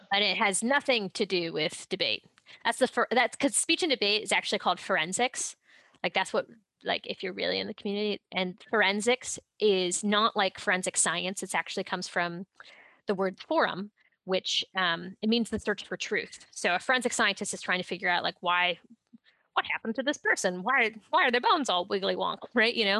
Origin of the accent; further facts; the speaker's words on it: Ohio, United States; I'm from Ohio.